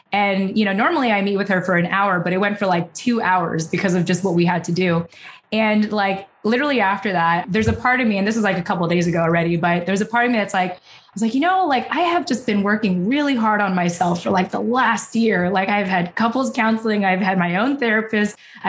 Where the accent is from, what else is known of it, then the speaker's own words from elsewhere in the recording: Philippines; you know, being Filipino, like, I have the rest of my life to figure this out.